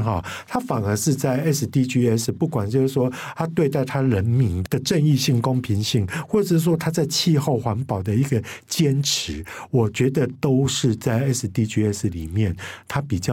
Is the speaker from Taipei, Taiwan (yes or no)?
no; Kaohsiung, Taiwan; 我们高雄人就会觉得说